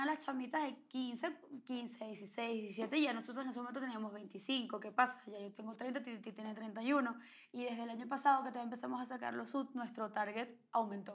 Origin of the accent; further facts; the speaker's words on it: Venezuela; somos venezolanas